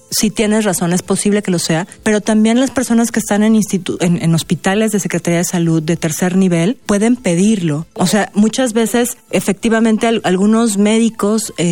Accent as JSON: {"language": "Spanish", "country": "Mexico", "said": "nosotros como mexicanos"}